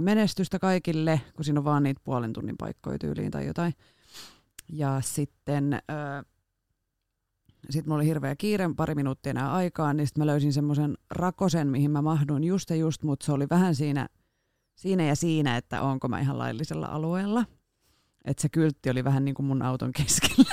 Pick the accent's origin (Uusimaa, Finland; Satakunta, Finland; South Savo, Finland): Satakunta, Finland; Rauma; now in Turku, Finland; mä oon sieltä kotoisin ja siellä opetellut ajamaan